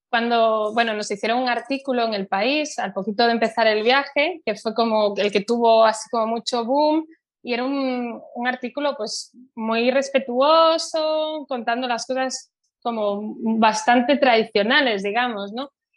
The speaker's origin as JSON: {"language": "Spanish", "town": "Santiago de Compostela", "region": "Galicia", "country": "Spain", "tie": "born or raised there", "also_born_or_lived": "United States", "said": "yo soy de Santiago de Compostela, que antes, cuando yo era niña, era una ciudad muy pequeña"}